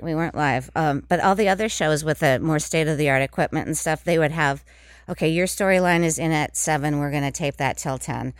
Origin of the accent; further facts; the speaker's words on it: Minnesota, United States; moved away as an adult; also born or lived in New York City; I was from Minnesota, and, and it's, um, m, the, in the Midwest